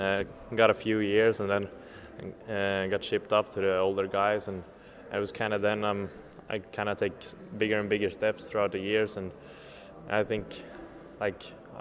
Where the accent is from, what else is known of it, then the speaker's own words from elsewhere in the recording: Linköping, Östergötland, Sweden; I come from Linköping, Östergötland.